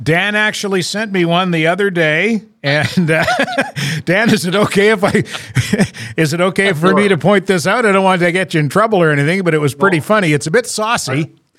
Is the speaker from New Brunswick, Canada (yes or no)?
yes; New Brunswick, Canada; accent: maritime R's; moved away as an adult; also born or lived in Toronto; now in Montreal, Canada; I'm from New Brunswick and I haven't lived there for, I, I moved away 30, 30, 44 years ago